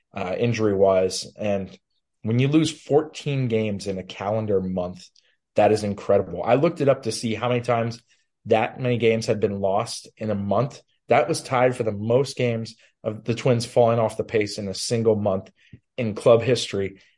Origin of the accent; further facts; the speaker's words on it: West Coast, United States; moved away as an adult; now in Minnesota, United States; I grew up on the West Coast